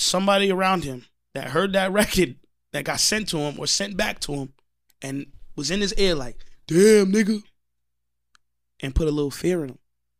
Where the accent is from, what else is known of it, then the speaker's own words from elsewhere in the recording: Long Island, New York, United States; And I'm from Long Island.